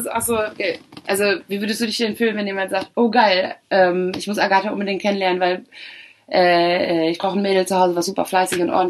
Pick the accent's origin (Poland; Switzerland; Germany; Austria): Poland; wenn du sagst, ich bin Polin und jemand sagt, wow, geil, ich habe schon äh, ein paar Polinnen kennengelernt